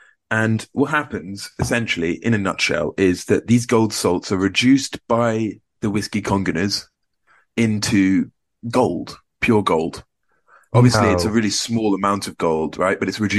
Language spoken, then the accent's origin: English; Scotland, United Kingdom; Can I say I'm from Scotland? I can say I'm from Scotland.